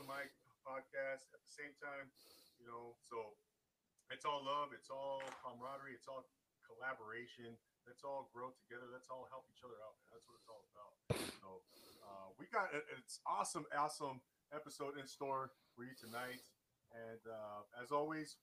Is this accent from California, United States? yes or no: yes; Rancho Cucamonga, California, United States; moved away as an adult; Rancho Cucamonga is the name of my hometown